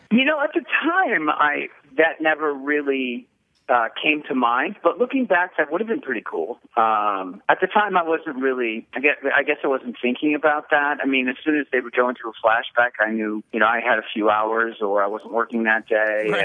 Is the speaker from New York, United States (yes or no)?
yes; New York City, New York, United States; moved away; also born or lived in Los Angeles; I grew up in New York City